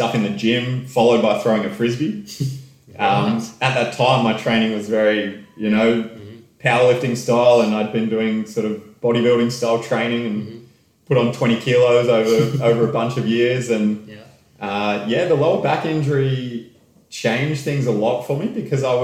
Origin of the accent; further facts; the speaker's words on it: Sydney, New South Wales, Australia; I actually did the exercise science at Sydney Uni, where I grew up in Sydney